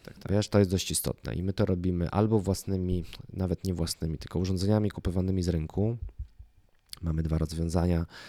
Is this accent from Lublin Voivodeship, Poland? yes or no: yes; Lublin Voivodeship, Poland; moved away as an adult; also born or lived in Kraków; z mojego miasta, z którego pochodzę, z Lubelszczyzny